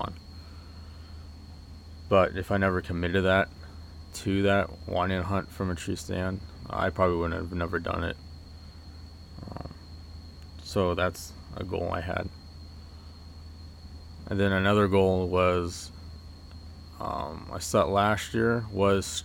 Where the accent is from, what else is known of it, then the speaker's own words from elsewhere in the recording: Oregon, United States; I grew up in Oregon, started hunting when I was 12